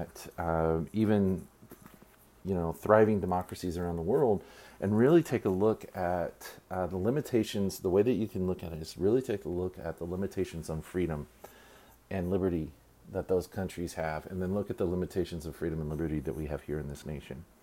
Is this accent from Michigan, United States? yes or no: no; Texas, United States; my home state. The weather here in Texas